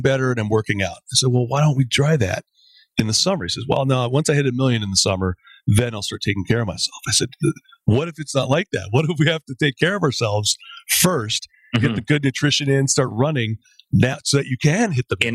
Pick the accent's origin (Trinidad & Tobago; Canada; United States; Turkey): Canada